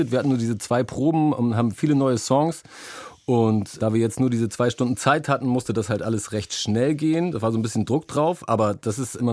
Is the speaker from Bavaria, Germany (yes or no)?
no; Hamburg, Germany; weil ich dachte, ich rede nur mal so, ich komme mal aus Hamburg, was willst du von mir? Aber ähm, ja, der ist irgendwie drin.